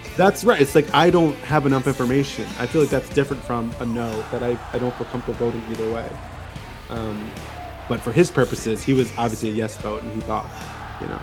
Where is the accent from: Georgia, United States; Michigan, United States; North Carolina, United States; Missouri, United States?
Georgia, United States; Macon; I flew out from Macon, my hometown here